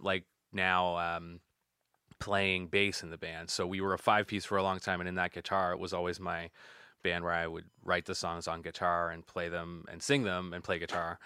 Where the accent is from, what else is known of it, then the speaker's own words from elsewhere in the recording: Yarmouth, Nova Scotia, Canada; grew up just outside of Yarmouth on a place called Surett's Island